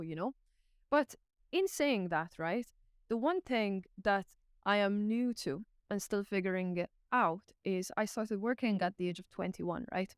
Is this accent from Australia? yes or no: no; Malta; now in Ireland; I'm from Malta, I'm not Irish